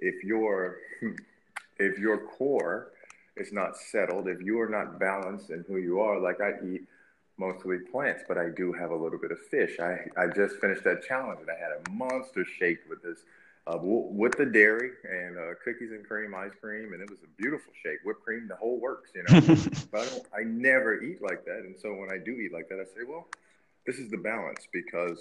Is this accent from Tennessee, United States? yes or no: yes; Memphis, Tennessee, United States; my hometown of Memphis